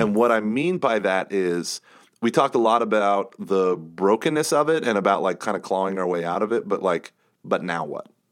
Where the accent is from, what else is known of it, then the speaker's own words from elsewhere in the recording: United States; I'm an American